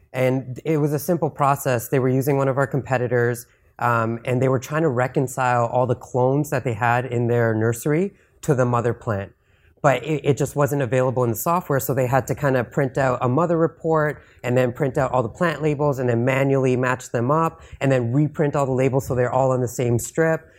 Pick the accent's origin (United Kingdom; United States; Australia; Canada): Canada; I'm from Canada.